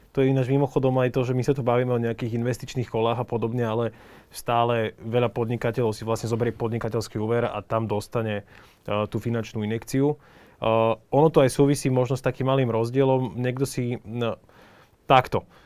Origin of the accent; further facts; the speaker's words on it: Slovakia; sme my Slováci